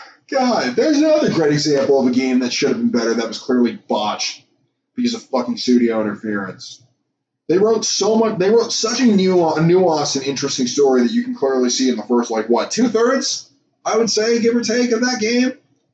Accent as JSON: {"language": "English", "town": "Boston", "region": "Massachusetts", "country": "United States", "tie": "born or raised there", "moved": "yes", "said": "I grew up in the Boston area. I grew up, like, around all these buildings. Like, buildings I literally grew up walking between."}